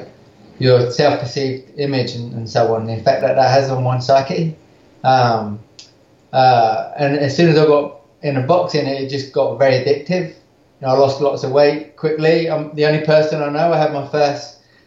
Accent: Crawley, South East England, United Kingdom; moved away as an adult; also born or lived in West London / Christchurch, New Zealand; now in North Carolina, United States; I'm from Crawley in England originally, and I went to a pretty bad school.

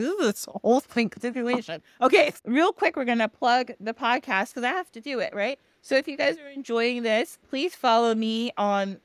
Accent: United States; I grew up in the United States

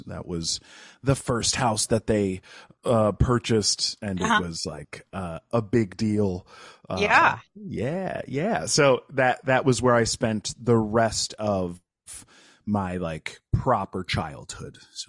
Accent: New Paltz, New York, United States; also born or lived in Kingston; So I'm from about 2 hours north of New York City. I was born in Kingston, but was raised in New Paltz. That's where my parents brought me home to.

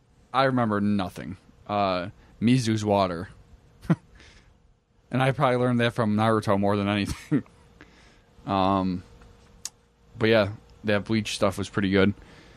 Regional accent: United States; I'm an American idiot.

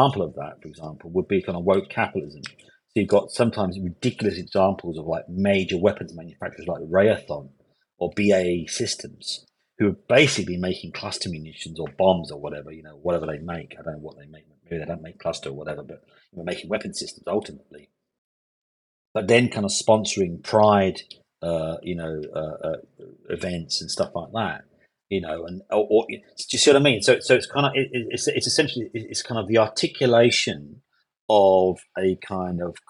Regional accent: London, United Kingdom; So I grew up in Hackney in East London. I was living for 24 years, born, bred in Hackney in East London

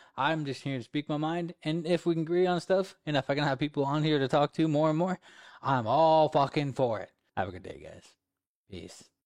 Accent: Alaska, United States; I'm from Alaska

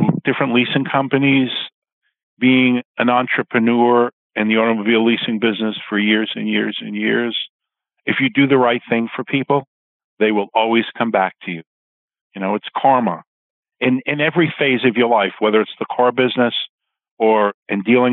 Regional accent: New York City, New York, United States; I was a young boy growing up in Queens

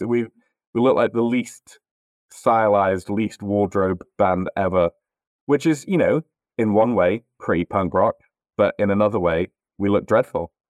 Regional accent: Northamptonshire, East Midlands, United Kingdom; born or raised there; moved away as an adult; also born or lived in north of England

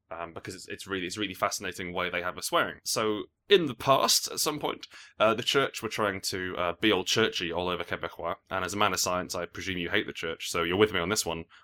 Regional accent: England, United Kingdom; I think that would uh, that seems to me as an Englishman to be a fine etymology.

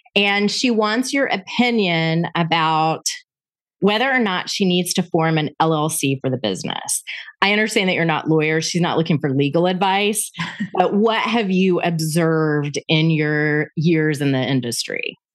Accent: Panama City, Florida, United States; my hometown of Panama City, Florida

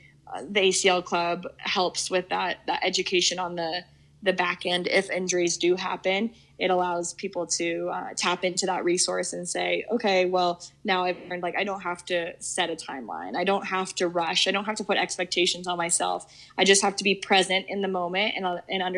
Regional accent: Colorado, United States; to work for my hometown team, a team that I've rooted for and watched for so long

